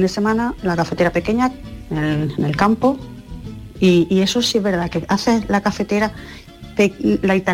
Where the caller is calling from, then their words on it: Almería, Andalusia, Spain; Buenos días … de Almería.